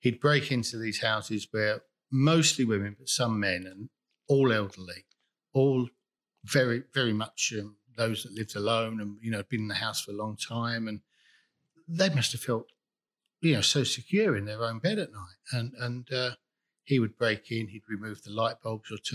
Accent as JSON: {"language": "English", "town": "Enfield", "region": "London", "country": "United Kingdom", "tie": "born or raised there", "said": "I grew up in Enfield in North London"}